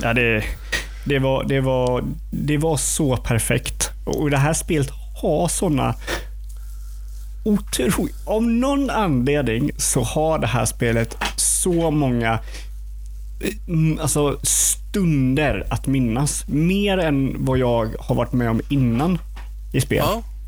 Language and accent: Swedish; Eksjö, Jönköping County, Sweden; jag är ju från Eksjö